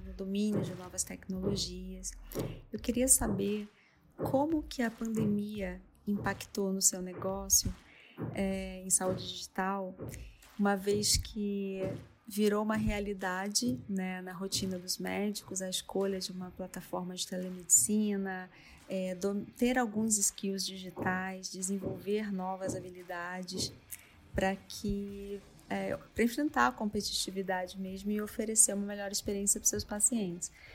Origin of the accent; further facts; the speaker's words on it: Rio de Janeiro, Brazil; moved away as an adult; now in São Paulo, Brazil; eu sou carioca, mas eu estou em São Paulo há mais de 16 anos